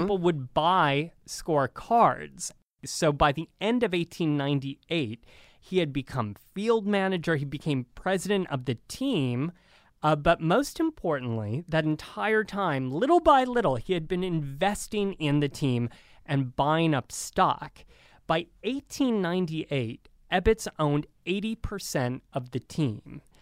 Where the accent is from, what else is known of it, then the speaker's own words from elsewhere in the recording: Northern Ohio, United States; growing up in Northern Ohio